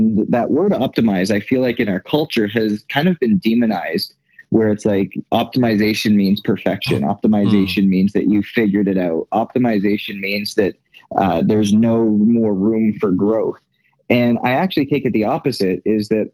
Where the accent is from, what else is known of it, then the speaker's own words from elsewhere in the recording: Canada; moved away as an adult; now in United States; born and raised in Canada